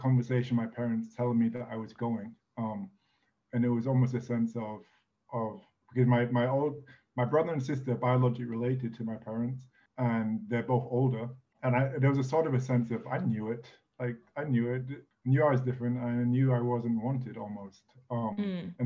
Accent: England, United Kingdom; moved away as an adult; also born or lived in United States / France / Italy; I'm an English citizen, born and raised, but left England when I was 18

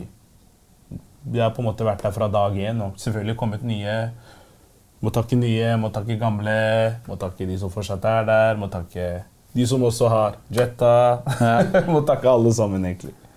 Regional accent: Oslo, Norway; jeg er fra Groruddalen

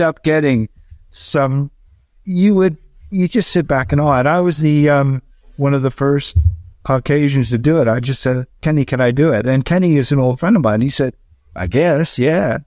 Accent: Canada; go across Canada and show him my home country

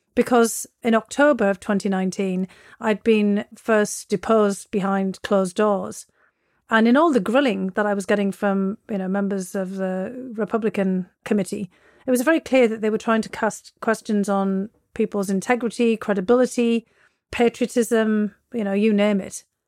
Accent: Bishop Auckland, North East England, United Kingdom; moved away as an adult; also born or lived in Russia; now in United States; my hometown of Bishop Auckland

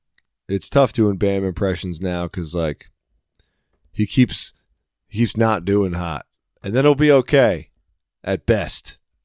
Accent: West Chester, Pennsylvania, United States; I am from Westchester.

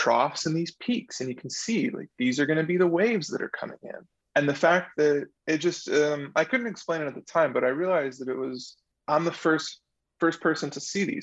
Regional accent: La Habra, California, United States; living in Southern California, especially growing up in La Habra

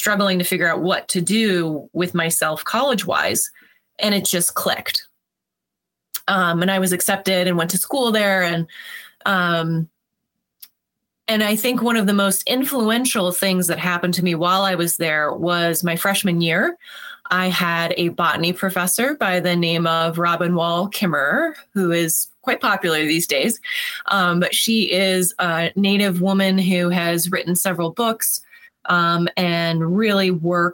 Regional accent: an hour south of Ottawa, New York, United States; 10 minutes south of the border, really an hour south of Ottawa, Canada

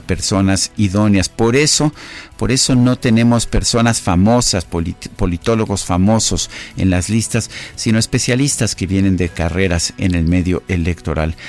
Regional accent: Mexico

